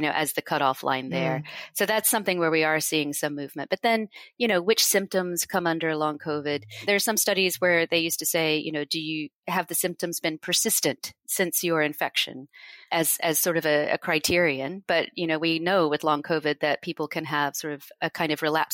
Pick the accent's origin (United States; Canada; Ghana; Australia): United States; now in United Kingdom; I'm from the United States